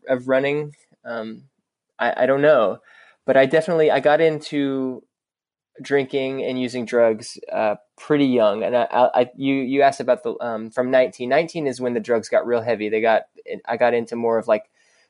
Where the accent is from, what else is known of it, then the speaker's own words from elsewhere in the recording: Dallas, Texas, United States; I grew up in Dallas, and I grew up in Dallas proper